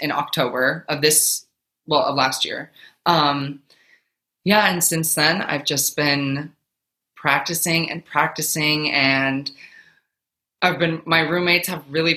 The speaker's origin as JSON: {"language": "English", "region": "Minnesota", "country": "United States", "moved": "as an adult", "lives_now": "New Jersey, United States", "said": "I'm currently in New Jersey, but I'm originally from Minnesota."}